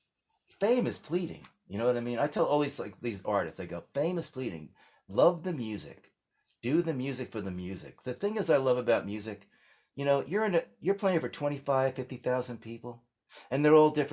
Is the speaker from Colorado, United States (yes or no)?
no; Englewood, New Jersey, United States; born or raised there; also born or lived in Washington, D.C.